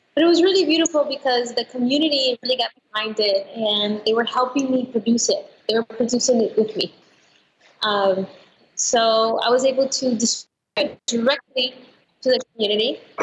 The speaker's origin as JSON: {"language": "English", "country": "Venezuela", "also_born_or_lived": "Colorado, United States", "moved": "yes", "lives_now": "United States", "said": "I'm from Venezuela, so that's where I started acting when I was really, really young."}